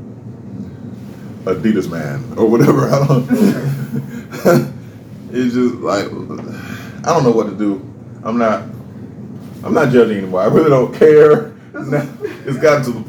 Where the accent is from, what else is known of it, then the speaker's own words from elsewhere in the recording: California, United States; now in Montgomery, United States; I'm from California